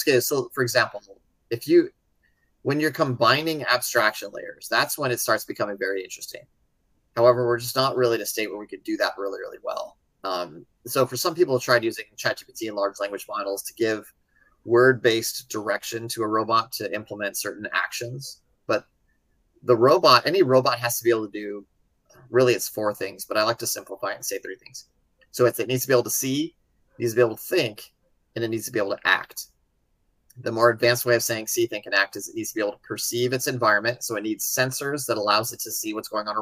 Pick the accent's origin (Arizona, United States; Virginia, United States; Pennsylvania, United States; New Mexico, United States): New Mexico, United States; Albuquerque; I grew up in Albuquerque, New Mexico